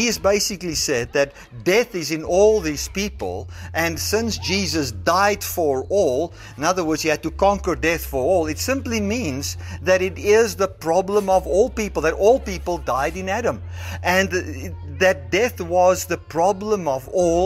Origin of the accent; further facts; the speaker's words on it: South Africa; I identify as a South African.